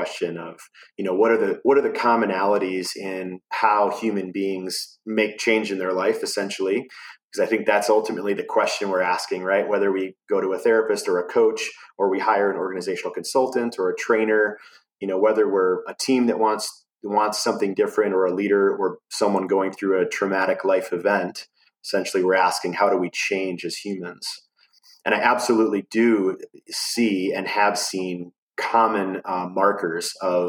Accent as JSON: {"language": "English", "country": "United States", "tie": "born or raised there", "moved": "as an adult", "lives_now": "Asheville, United States", "said": "I grew up kind of near Chicago, in between Milwaukee and Chicago"}